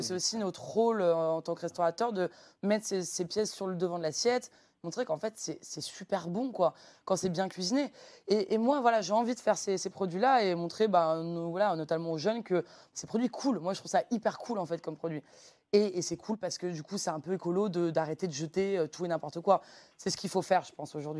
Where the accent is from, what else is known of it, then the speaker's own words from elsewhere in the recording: Lyon, Auvergne-Rhône-Alpes, France; moved away as an adult; also born or lived in Beaujolais; now in Paris, France; je suis chef de cuisine au restaurant Au Lyonnais à Paris, mais j'ai grandi ici à Lyon, dans le bouchon lyonnais de mon père